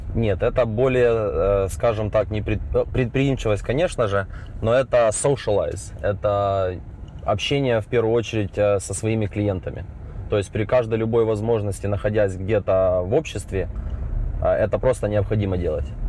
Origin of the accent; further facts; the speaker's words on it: Zaporizhzhia, Zaporizhzhia Oblast, Ukraine; now in United States; мы из Украины, Запорожья, мы все здесь живем